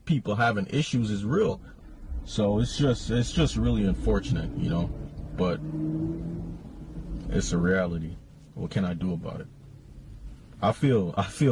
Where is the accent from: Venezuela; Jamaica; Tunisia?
Jamaica; now in United States; Jamaica I come from